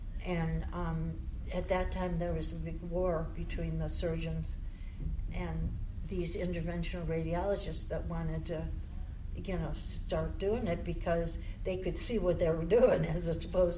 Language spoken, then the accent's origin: English; Syracuse, New York, United States; moved away as an adult; also born or lived in San Francisco, California; Oh, I moved back from San Francisco back to Syracuse, New York. That's where I was born and raised.